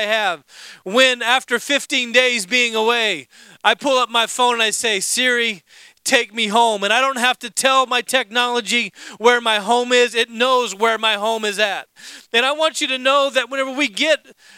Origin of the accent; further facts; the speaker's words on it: Alaska, United States; moved away as an adult; also born or lived in Indiana; I grew up in Alaska